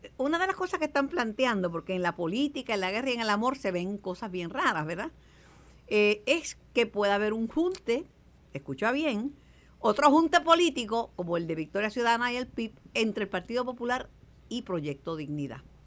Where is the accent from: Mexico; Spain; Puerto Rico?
Puerto Rico; Mayagüez; mi pueblo de Mayagüez